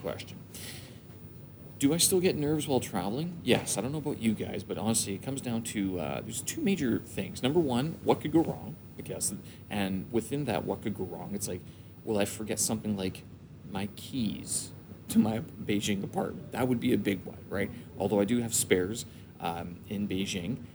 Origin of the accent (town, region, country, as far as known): Winnipeg, Manitoba, Canada; born or raised there; moved away as an adult; now in China